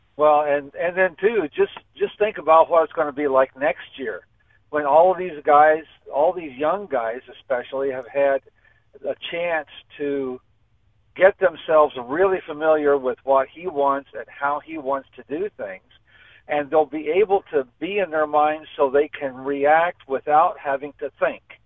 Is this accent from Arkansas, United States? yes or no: no; Olney, Illinois, United States; born or raised there; now in Tolono, United States